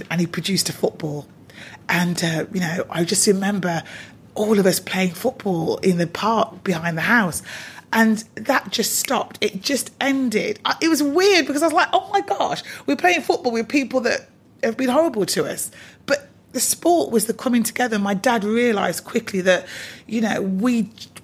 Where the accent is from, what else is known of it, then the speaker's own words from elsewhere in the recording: Coventry, West Midlands, United Kingdom; also born or lived in Bristol / London / Manchester; even though I was born in Bristol, my parents decided to move to Coventry.